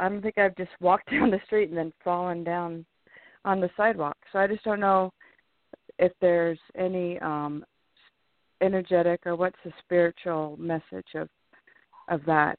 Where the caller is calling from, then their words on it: California, United States; from California.